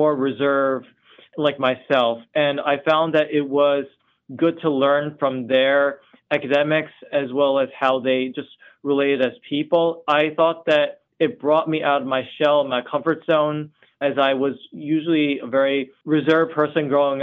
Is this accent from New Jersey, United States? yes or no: yes; New Jersey, United States; moved away as an adult; now in New York, United States; I moved to New York about 4 years ago as I grew up in New Jersey